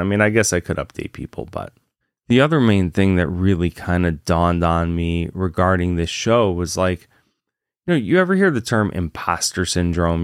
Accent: Virginia, United States; moved away; also born or lived in Massachusetts; I grew up in Virginia

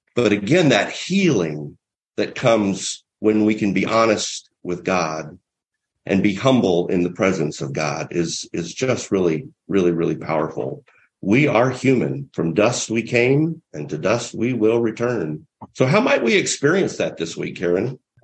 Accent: near the heart of Mardi Gras, Southeast, United States; moved away; I'm from the Southeast, right near the heart of uh, real Mardi Gras celebration

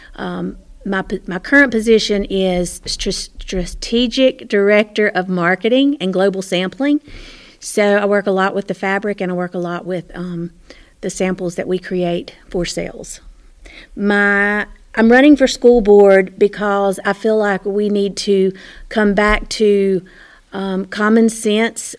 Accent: Morganton, North Carolina, United States; I was born and raised in Morganton. Lived, lived my whole life here.

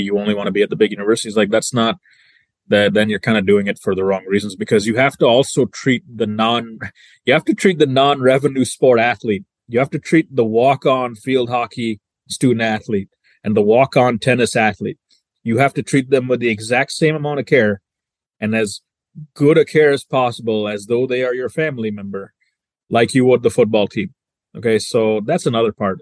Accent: Sturgis, Michigan, United States; also born or lived in London, England; I grew up in the small town of Sturgis, Michigan, which is in the southwest corner of Michigan

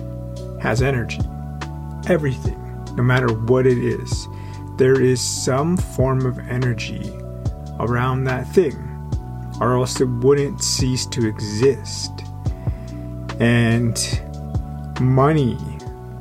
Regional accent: Yaqan Nukiy, British Columbia, Canada; moved away; also born or lived in Coast Salish territories (Vancouver area); I actually went to the school on my reservation where I'm from Yakanuki. So, you know, I'm Tunaha

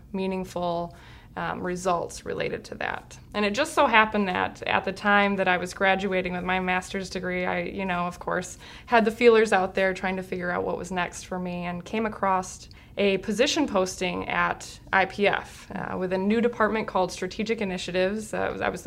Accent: Lansing, Michigan, United States; I am from Michigan, born and raised. I'm a native of the Lansing area

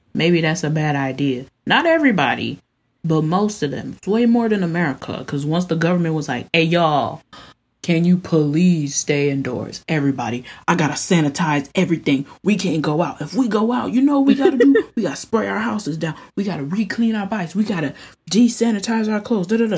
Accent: United States; now in South Korea; I'm American

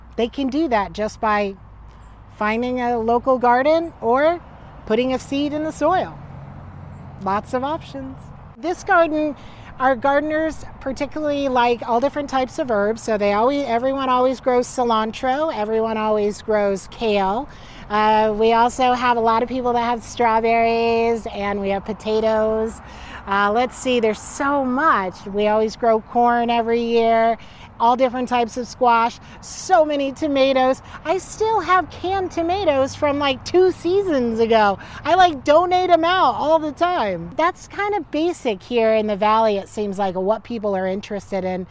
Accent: New York, United States; moved away as an adult; also born or lived in Florida; now in Salem, United States; I was born down in Florida, and then I, I was raised in New York, and then I came out here uh, end of 2008

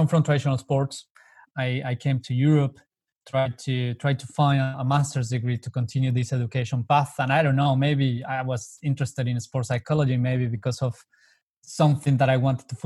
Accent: Colombia; moved away as an adult; I come from Colombia, so I'm very long way away from home

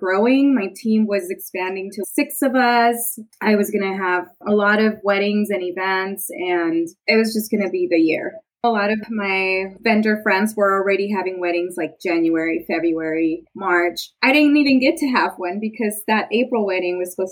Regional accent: Richmond, California, United States; also born or lived in Mexico; I was born in Mexico, but I grew up in the Bay Area. So went to Berkeley High, lived in Richmond

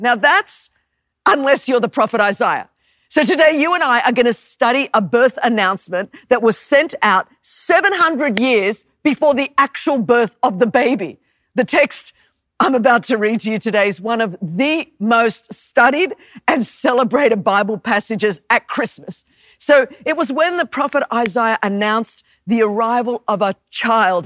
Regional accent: Australia; moved away; as you could tell from my accent, I was born and raised in Australia

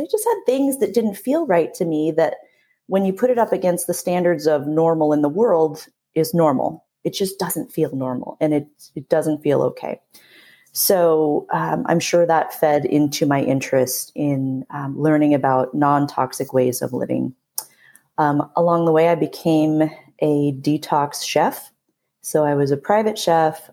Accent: San Diego, California, United States; born and raised in San Diego, California

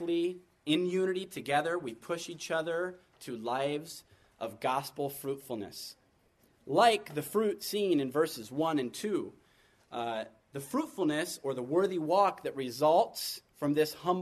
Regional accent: United States; being the American that I am

